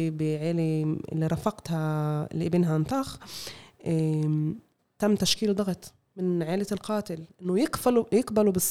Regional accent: Palestine; لأنه القانون بداية ما شفناش إحنا كفلسطينيين بنعاني من أزمة

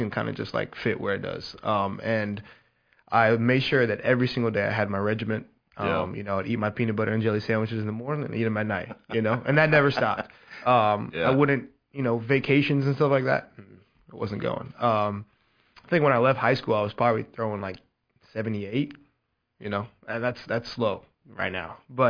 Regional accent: Goose Creek, South Carolina, United States; originally I'm from Charleston, South Carolina, a little small town called Goose Creek

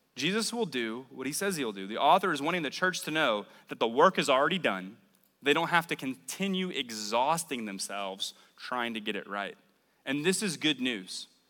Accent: New Orleans, Louisiana, United States; moved away as an adult; now in Mobile, United States; I'm originally from New Orleans. I moved to the Mobile area about 10 years ago

